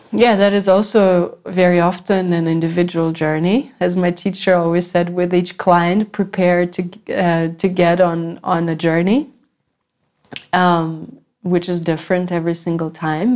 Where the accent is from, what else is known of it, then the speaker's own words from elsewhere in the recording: United States; I come from America